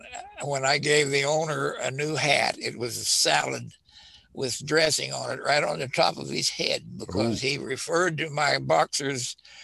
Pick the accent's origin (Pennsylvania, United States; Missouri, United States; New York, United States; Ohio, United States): Missouri, United States; Clinton; moved away as an adult; now in Columbia, United States; Grew up in Clinton. That's over in Henry County. When I grew up there, that was the baby chick capital of the world.